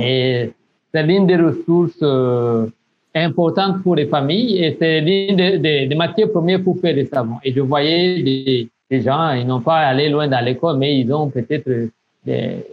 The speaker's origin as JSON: {"language": "French", "region": "south of Burundi", "country": "Burundi", "tie": "born or raised there", "also_born_or_lived": "Burkina Faso", "moved": "as an adult", "said": "je suis burundais. Euh, je suis né au sud du Burundi, euh, où j'ai grandi"}